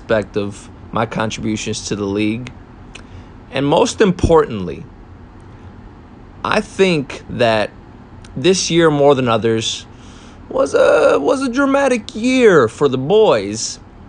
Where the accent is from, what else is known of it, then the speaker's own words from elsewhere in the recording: Detroit, Michigan, United States; to see the commish in my hometown